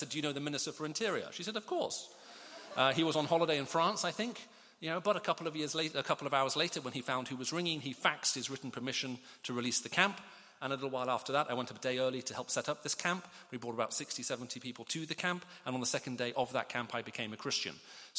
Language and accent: English; Riyadh, Riyadh Province, Saudi Arabia; also born or lived in United Kingdom; I spent most of my childhood growing up in the Middle East. I have mixed parentage. I was born here in the UK. We moved off to the Middle East in the 70s when I was very, very small.